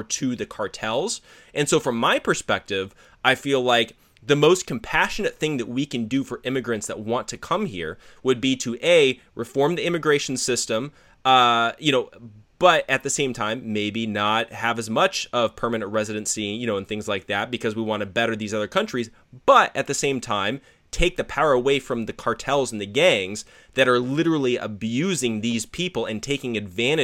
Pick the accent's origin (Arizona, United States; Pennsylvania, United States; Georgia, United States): Arizona, United States; I grew up in Arizona